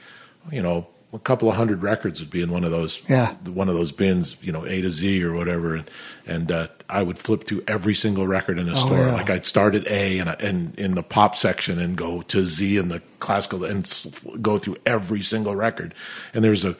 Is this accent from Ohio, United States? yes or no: no; Scotia, New York, United States; moved away as an adult; also born or lived in Massachusetts / Houston, Texas; we were based in Schenectady, New York, or Scotia, which is the town I actually grew up in. Not the town I was born in, but the town I grew up in, and the town I definitely do call my hometown-ish